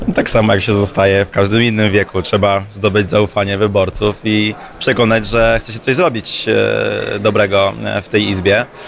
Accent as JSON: {"language": "Polish", "region": "Opole Voivodeship", "country": "Poland", "said": "Ja jestem z Opolszczyzny, która jest takim tyglem kulturowym"}